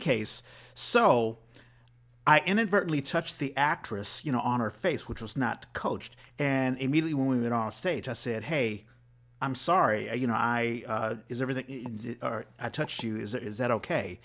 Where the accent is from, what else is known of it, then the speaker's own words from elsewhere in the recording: East Coast, United States; moved away; being from the East Coast, I grew up in, like, the church